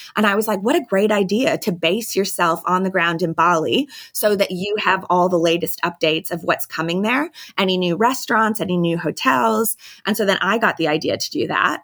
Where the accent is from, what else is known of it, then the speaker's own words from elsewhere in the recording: United States; moved away as an adult; now in Sydney, Australia; I'm thirty-five now and I'm American